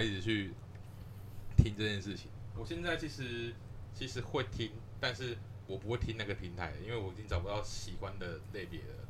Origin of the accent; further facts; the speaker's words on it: Changhua County, Taiwan; 我们都是彰化人，就是土生土长在地的彰化人